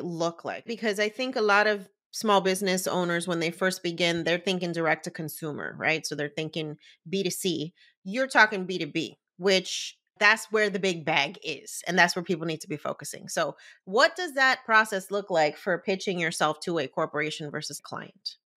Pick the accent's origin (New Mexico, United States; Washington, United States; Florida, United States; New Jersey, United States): New Jersey, United States; I was born and raised in Jersey